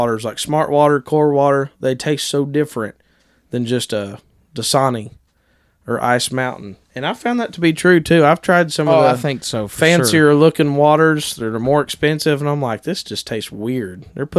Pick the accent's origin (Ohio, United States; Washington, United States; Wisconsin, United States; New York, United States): Ohio, United States; We've ate Lee's many times growing up in Ohio